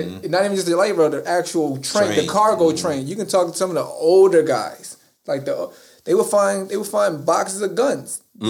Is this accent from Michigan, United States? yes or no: no; Baltimore, Maryland, United States; I'm a kid from Cherry Hill.